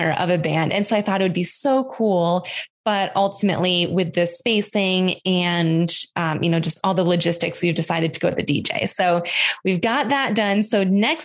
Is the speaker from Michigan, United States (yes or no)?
no; Western New York, United States; I grew up in Western New York on a farm.